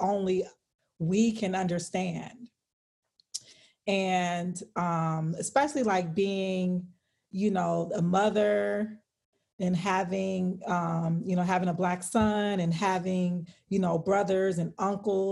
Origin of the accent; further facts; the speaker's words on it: California, United States; So I'm from California